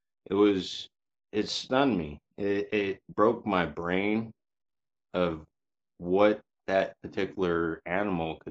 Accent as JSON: {"language": "English", "area": "Yakima area", "region": "Washington", "country": "United States", "tie": "born or raised there", "also_born_or_lived": "Vancouver, Washington", "said": "I was born in Yakima in the 80s. I was taken out of Yakima to a smaller farm town, basically to get raised to where I wouldn't get in gangs or anything like"}